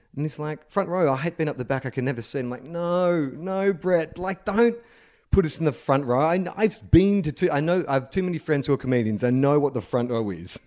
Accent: Australia; growing up as, as an Australian

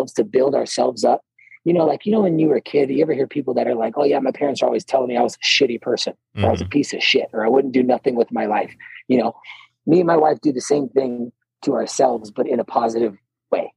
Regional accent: Ohio, United States; moved away as an adult; also born or lived in California / North Carolina; growing up in Ohio, it's not really the woods, but, you know, it's flat land

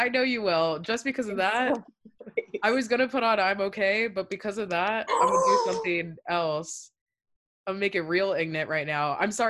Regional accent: Virginia, United States; We're both from Virginia. We both were in both the public school system at the same time in Virginia.

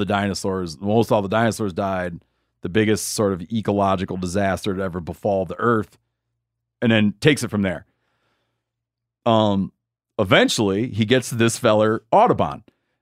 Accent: Australia; you know, I grew up in Australia. It's not a common food item.

